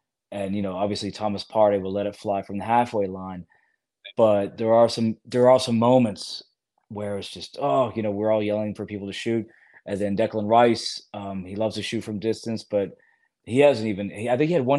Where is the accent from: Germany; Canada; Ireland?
Germany; because I grew up in Germany. My father was in the Air Force. I watched the German national team.